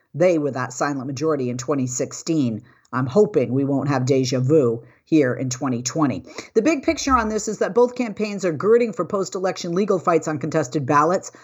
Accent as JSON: {"language": "English", "region": "Massachusetts", "country": "United States", "tie": "born or raised there", "moved": "yes", "said": "my hometown of Massachusetts"}